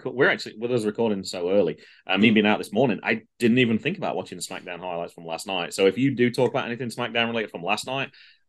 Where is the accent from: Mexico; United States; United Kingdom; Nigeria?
United Kingdom; We're so British.